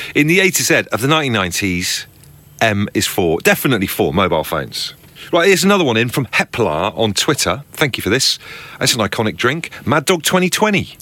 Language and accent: English; Devon, South West England, United Kingdom; I grew up in Devon